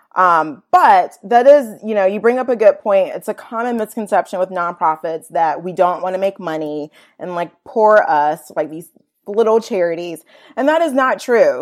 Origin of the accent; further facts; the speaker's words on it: Virginia, United States; moved away as an adult; also born or lived in Atlanta, Georgia; now in Chattanooga, United States; I grew up in Virginia, went to college in Northern Virginia, D C area, George Mason University